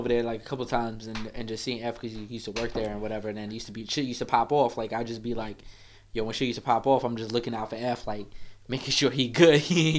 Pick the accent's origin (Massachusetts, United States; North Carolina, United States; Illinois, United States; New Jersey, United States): New Jersey, United States; also born or lived in Bronx, New York / Manhattan, New York; I'm originally from the Bronx, man. But I moved out here to Jersey when I was a kid, though. But I've always had that connection to the Bronx.